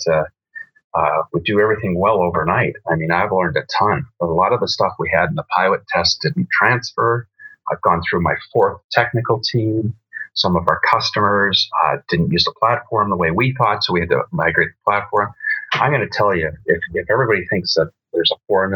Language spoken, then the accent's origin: English; Vancouver, British Columbia, Canada; now in Alberta, Canada; I was born in Vancouver